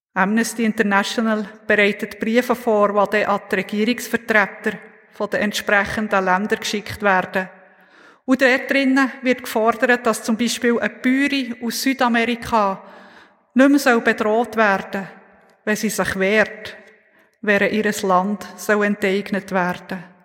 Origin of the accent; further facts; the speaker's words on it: Oppligen, Bern, Switzerland; Oppigen, wo ich aufgewachsen bin, dort fährt kein Zug